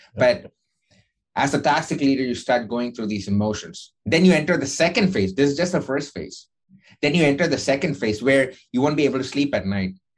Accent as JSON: {"language": "English", "country": "India", "tie": "born or raised there", "moved": "as an adult", "lives_now": "United States", "said": "when I was growing up in India"}